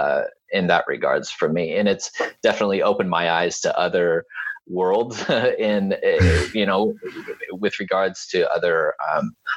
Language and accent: English; Topeka, Kansas, United States; I'm from Kansas. I was born in Topeka